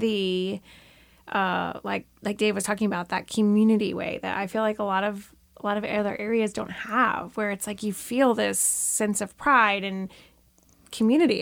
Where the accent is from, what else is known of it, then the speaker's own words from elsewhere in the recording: Florida, United States; now in Bentonville, United States; I grew up in Florida